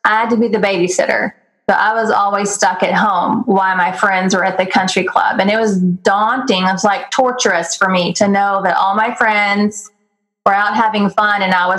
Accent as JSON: {"language": "English", "region": "Texas", "country": "United States", "tie": "born or raised there", "said": "I grew up in Texas, I grew up rodeoing and going to the horse races."}